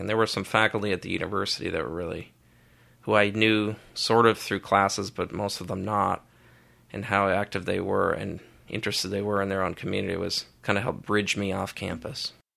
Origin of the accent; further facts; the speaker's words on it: Stillwater, Minnesota, United States; now in Eau Claire, United States; growing up in Stillwater, where the neighborhood I lived in was built around the eighteen seventies and eighteen eighties